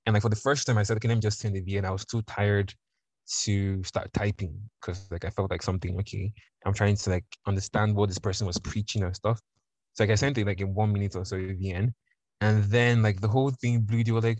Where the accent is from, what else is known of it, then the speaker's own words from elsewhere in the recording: Nigeria; accent: Nigerian; because I used the accent so much, it just kind of slipped into like my normal Nigerian accent.